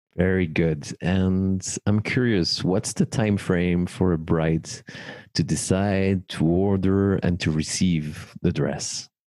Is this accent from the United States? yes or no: no; Paris, Île-de-France, France; born or raised there